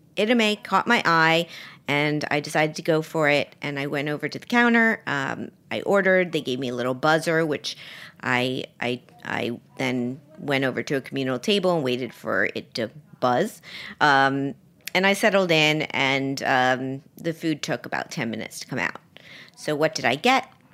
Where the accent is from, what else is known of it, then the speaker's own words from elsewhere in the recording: Miami, Florida, United States; moved away; I was down in Miami, which is my hometown, for Thanksgiving